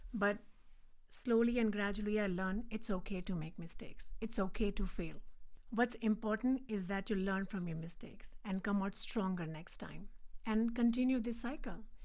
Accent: India; English is a second language; moved away as an adult; now in Richmond, United States; So, I'm originally from India. I was born and brought up there.

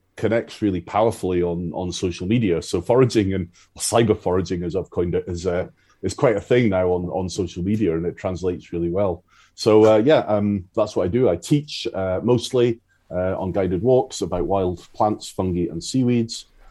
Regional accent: Isle of Arran, Scotland, United Kingdom; I grew up on the Isle of Arran

